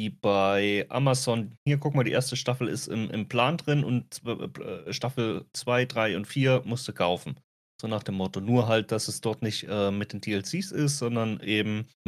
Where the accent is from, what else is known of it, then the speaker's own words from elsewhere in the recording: Germany; Äh, das gab es ja schon mal bei uns in Deutschland sogar.